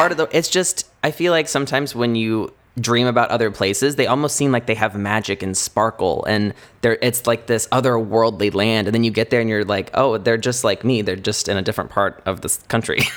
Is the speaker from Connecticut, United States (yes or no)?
no; Indiana, United States; moved away as an adult; now in Los Angeles, United States; we're from Indiana